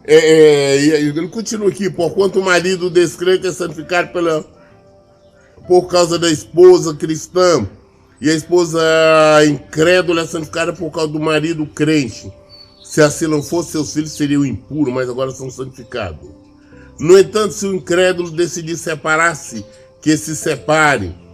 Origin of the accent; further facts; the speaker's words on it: Brazil; nós crescemos aqui no Brasil, as pessoas vivem junto muito tempo